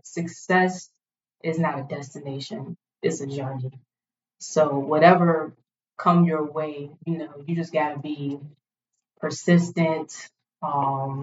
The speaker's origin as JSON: {"language": "English", "town": "Richmond", "region": "Virginia", "country": "United States", "tie": "born or raised there", "said": "So I was born and raised right in South Richmond"}